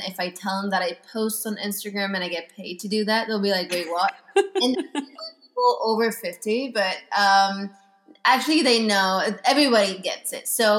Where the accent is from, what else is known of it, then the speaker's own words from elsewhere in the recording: Venice, Veneto, Italy; moved away; also born or lived in Milan, Italy; I was born and raised in Italy. I was born in Venice, moved to Milan, went to college there